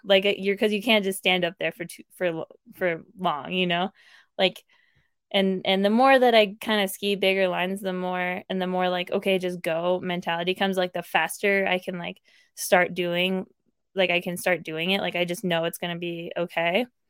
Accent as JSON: {"language": "English", "town": "Placerville", "region": "California", "country": "United States", "tie": "born or raised there", "also_born_or_lived": "South Lake Tahoe, California", "said": "I grew up in Placerville, which is about an hour from South Lake"}